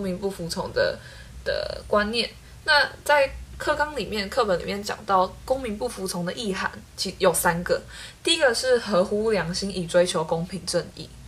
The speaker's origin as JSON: {"language": "Chinese", "country": "Taiwan", "said": "他们看我们台湾人就会觉得台湾人可能奴性比较重"}